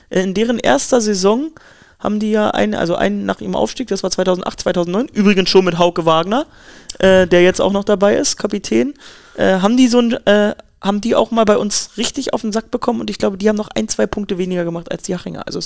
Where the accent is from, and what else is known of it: Prignitz, Brandenburg, Germany; born or raised there